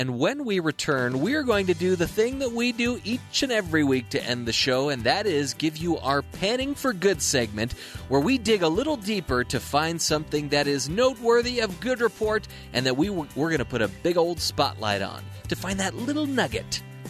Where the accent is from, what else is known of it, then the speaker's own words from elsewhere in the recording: Anaheim, California, United States; moved away; also born or lived in Seattle; I'm from Anaheim, California